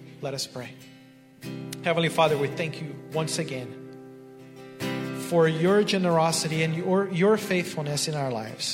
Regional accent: Brazil; moved away; I was born and raised in Brazil, which is in South America.

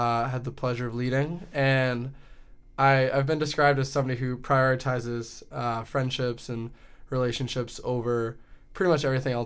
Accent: Andover, Massachusetts, United States; I'm from Andover, Massachusetts

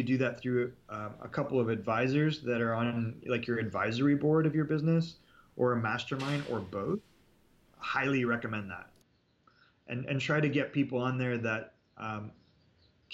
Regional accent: Canada; I'm Canadian

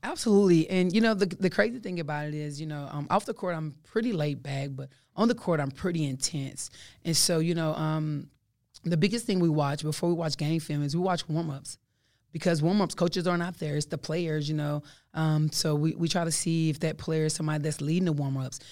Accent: Texas, United States; I'm from Texas

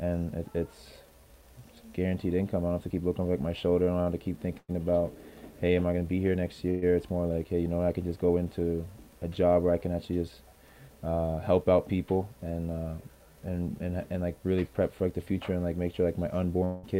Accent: Canada; also born or lived in Alabama, United States; a Canadian high school graduate

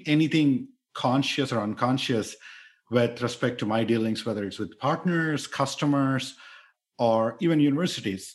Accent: India; moved away as an adult; I grew up in India where there is lot of explicit conscious bias

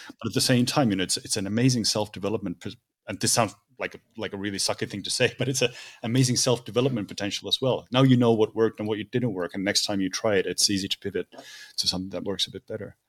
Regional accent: Finland; I'm from Finland, so we don't have really, there's not a lot of ground here, it's just lakes

